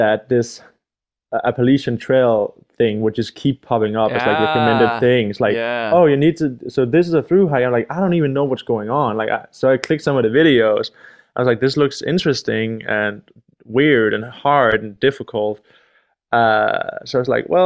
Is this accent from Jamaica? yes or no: no; Denmark; I'm from Denmark